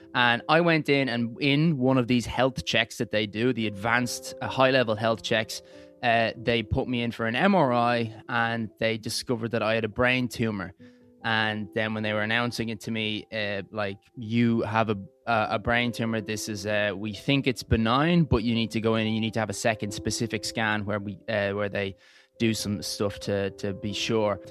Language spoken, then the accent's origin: English; Dublin, Leinster, Ireland; moved away as an adult; now in England; originally from, uh, Clontarf, moved out to England